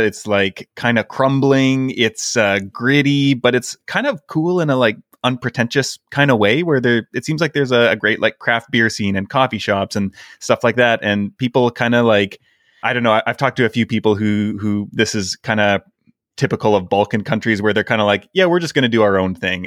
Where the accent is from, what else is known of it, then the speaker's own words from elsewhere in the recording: Canada; moved away; I'm Canadian